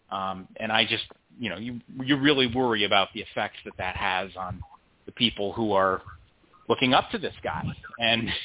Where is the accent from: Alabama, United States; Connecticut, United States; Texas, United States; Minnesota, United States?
Connecticut, United States; I'm from Connecticut, as is he.